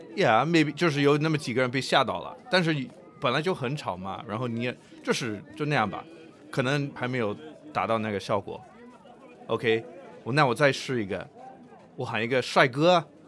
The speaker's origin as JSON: {"language": "Chinese", "town": "Nanjing", "region": "Jiangsu", "country": "China", "said": "我是南京人，还有一个鼓楼"}